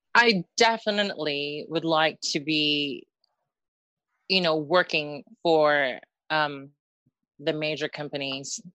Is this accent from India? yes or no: no; Northwest Territories, Canada; also born or lived in Philippines / United States; now in Wales, United Kingdom; I was born in the Philippines and then okay. my family, yeah, my family um immigrated to Canada. Um okay. in Northwest Ter- yeah, in Northwest Territories